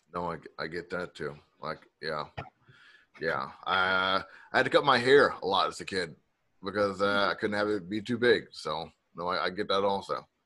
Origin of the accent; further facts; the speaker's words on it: the South, United States; I'm from the South